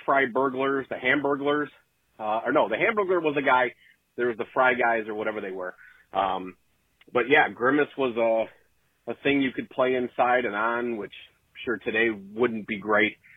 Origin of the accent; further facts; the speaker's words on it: Westchester, Illinois, United States; growing up in Westchester